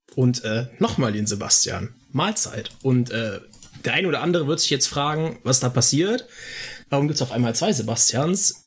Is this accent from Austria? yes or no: yes; Austria; now in Cologne, Germany; ich bin Österreicher